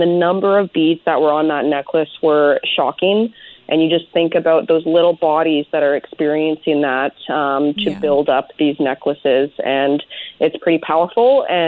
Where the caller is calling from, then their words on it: Chemainus, British Columbia, Canada; I am calling you from Chemainus.